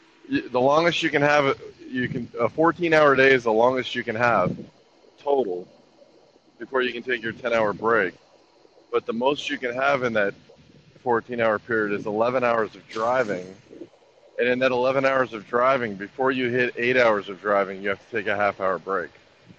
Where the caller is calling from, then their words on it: Stroud, Oklahoma, United States; It's beautiful. I'm calling you from Stroud, Oklahoma.